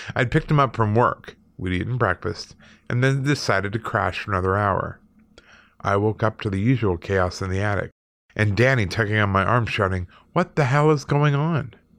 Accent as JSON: {"language": "English", "country": "Canada", "also_born_or_lived": "Manitoba / Alberta", "moved": "yes", "said": "I'm Canadian"}